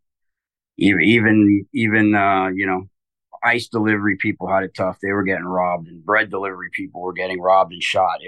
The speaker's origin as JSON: {"language": "English", "town": "Homestead", "region": "Florida", "country": "United States", "tie": "born or raised there", "also_born_or_lived": "Brooklyn, New York / Kendall, Florida", "said": "I grew up in the Homestead area where I attended junior high and high school"}